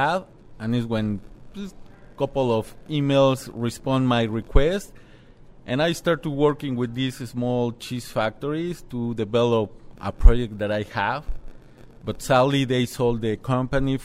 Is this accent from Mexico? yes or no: yes; Mexico City, Mexico; moved away as an adult; now in Door County, United States; I'm from Mexico City. In Mexico City, I have my own cheese factory with my family